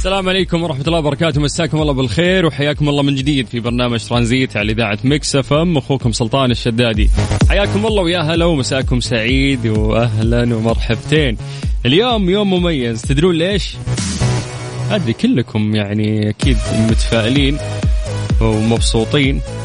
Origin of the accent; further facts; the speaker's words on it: Saudi Arabia; عندنا في المملكه العربيه السعوديه